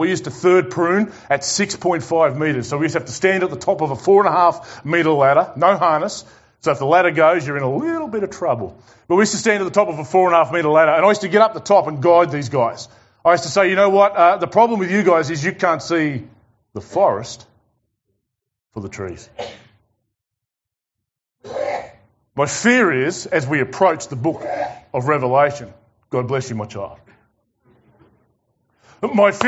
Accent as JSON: {"language": "English", "region": "Tasmania", "country": "Australia", "said": "I'm from Tassie"}